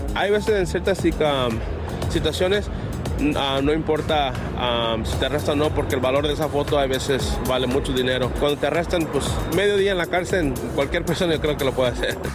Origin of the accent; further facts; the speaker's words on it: Mexico; los de México